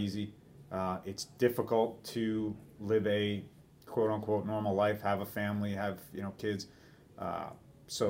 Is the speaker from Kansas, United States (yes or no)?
no; New York, United States; born or raised there